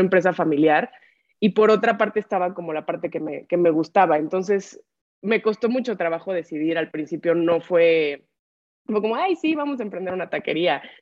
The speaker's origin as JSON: {"language": "Spanish", "town": "Acapulco", "region": "Guerrero", "country": "Mexico", "tie": "born or raised there", "said": "yo soy nacida y crecida en, en Acapulco Guerrero"}